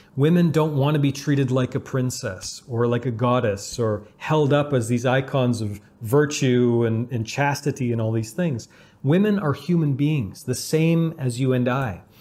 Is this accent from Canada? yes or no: yes; Canada; growing up in Canada